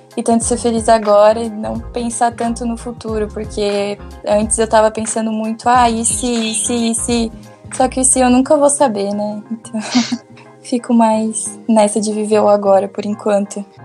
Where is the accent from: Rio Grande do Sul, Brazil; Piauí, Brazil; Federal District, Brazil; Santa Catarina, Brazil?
Santa Catarina, Brazil; Joinville; also born or lived in Laguna; eu, na verdade, sou de Joinville e faço faculdade em Laguna